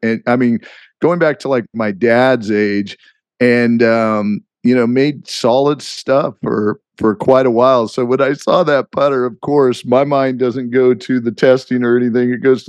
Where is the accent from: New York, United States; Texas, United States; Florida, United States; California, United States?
California, United States; Palm Springs; I think it was growing up in Palm Springs really warped my perspective on life